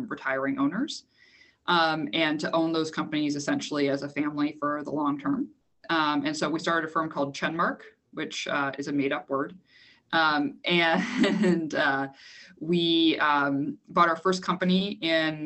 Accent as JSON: {"language": "English", "country": "Canada", "said": "I am Canadian"}